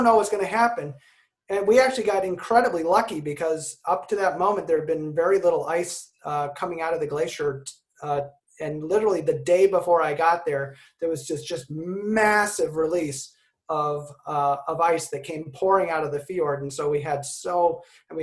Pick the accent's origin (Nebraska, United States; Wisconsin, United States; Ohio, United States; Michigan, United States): Michigan, United States; someone from Michigan who did not like the Chicago Bulls